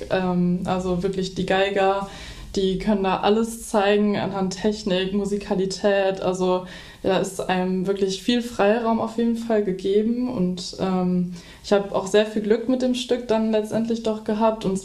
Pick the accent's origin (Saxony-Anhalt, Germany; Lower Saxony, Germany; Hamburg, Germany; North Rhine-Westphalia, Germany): North Rhine-Westphalia, Germany; Dortmund; now in Düsseldorf, Germany; ich bin 20 Jahre alt und äh, komme aus Dortmund-Kirchderne. Meine Heimat ist also eben zwischen Dortmund und Lünen quasi. Und äh, nun wohne ich aber in Düsseldorf